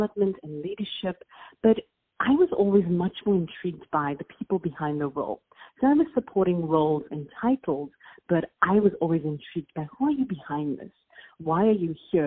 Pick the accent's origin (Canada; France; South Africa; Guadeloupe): South Africa; accent: South African; moved away as an adult; now in Los Angeles, United States; I don't know if you can tell by my accent, but I'm South African. So that's a very unique one. And people are always intrigued by that in the United States. So I do reside in LA now. But I grew up in South Africa